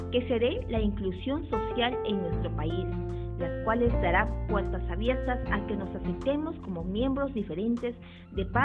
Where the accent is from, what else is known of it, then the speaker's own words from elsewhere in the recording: Peru; cuales nos llena de orgullo como peruanos